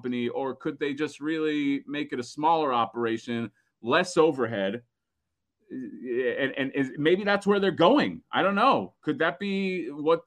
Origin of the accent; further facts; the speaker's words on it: Florida, United States; I'm from Florida